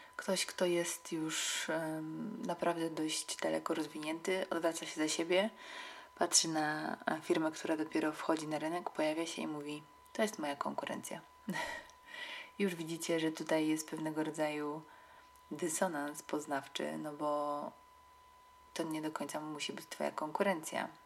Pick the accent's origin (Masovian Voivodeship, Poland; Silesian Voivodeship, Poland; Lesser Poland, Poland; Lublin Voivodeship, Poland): Silesian Voivodeship, Poland; Katowice; w Katowicach, których się wychowałam